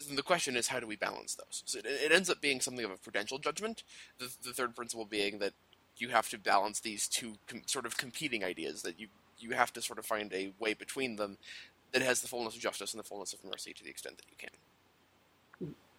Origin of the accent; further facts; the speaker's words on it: Denver, Colorado, United States; moved away; I'm actually from Denver. I'm from Colorado